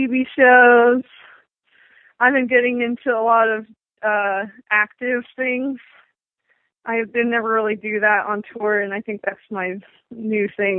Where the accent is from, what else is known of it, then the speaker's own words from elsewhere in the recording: Asheville, North Carolina, United States; I'm from Asheville, North Carolina, and we have plenty